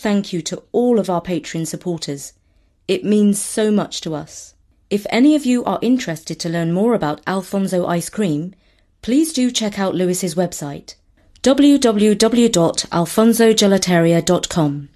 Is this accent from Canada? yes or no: no; India; I'm Indian